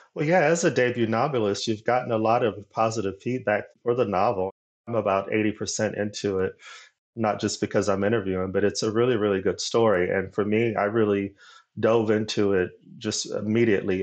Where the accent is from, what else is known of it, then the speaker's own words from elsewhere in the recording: Arizona, United States; moved away; also born or lived in Los Angeles; my home state of Arizona